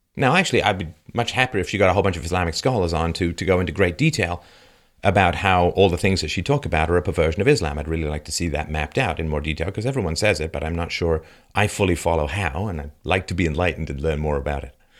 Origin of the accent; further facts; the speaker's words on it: London, United Kingdom; moved away; I grew up in London, and, um, I left in seventy-seven